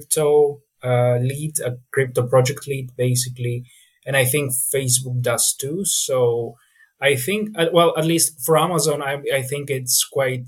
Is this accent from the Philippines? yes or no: no; Greece; I'm from Greece